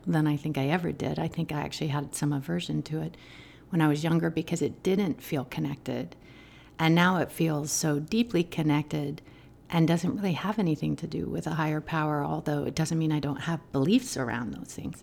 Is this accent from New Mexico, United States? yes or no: yes; Albuquerque, New Mexico, United States; I grew up in Albuquerque, New